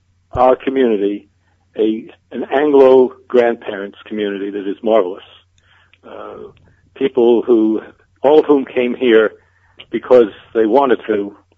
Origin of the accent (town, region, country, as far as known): New York City, New York, United States; born or raised there; moved away as an adult; now in Beit Shemesh, Israel